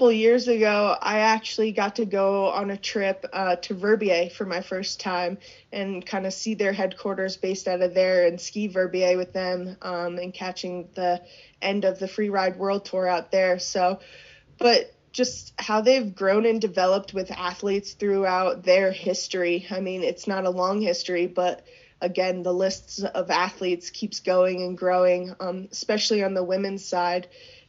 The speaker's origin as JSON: {"language": "English", "region": "East Coast", "country": "United States", "tie": "born or raised there", "lives_now": "Park City, United States", "said": "I love that I grew up skiing on the East Coast. Those are my roots."}